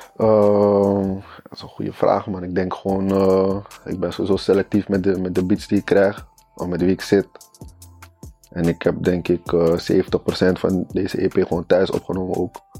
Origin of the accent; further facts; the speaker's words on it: Haarlem, North Holland, Netherlands; also born or lived in Friesland; ja ik kom uit Haarlem. Of tenminste Haarlem-Noord. En ik ben daar niet geboren, ik ben geboren in Friesland.